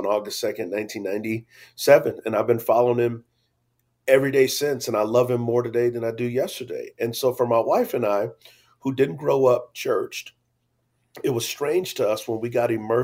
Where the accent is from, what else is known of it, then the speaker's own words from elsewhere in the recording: San Antonio, Texas, United States; I grew up in San Antonio, Texas